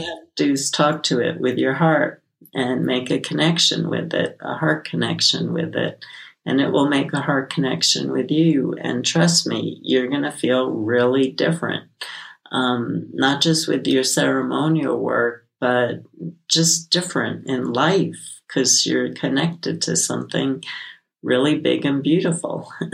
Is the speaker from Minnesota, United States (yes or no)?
no; New York City, New York, United States; I grew up in Brooklyn